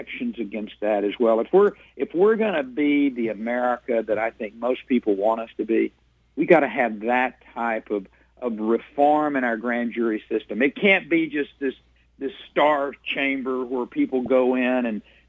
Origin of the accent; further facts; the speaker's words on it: Texas, United States; as a Texan, as a citizen of this state